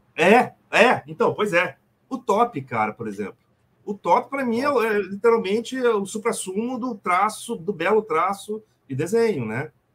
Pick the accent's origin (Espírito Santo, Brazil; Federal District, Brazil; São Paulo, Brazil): Espírito Santo, Brazil; Vitória; Eu sou do Espírito Santo, sou de Vitória. Sou capixaba.